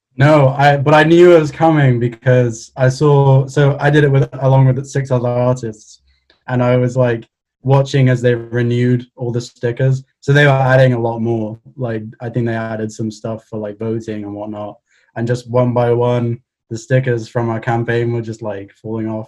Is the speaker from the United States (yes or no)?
no; Cardiff, Wales, United Kingdom; I'm from Cardiff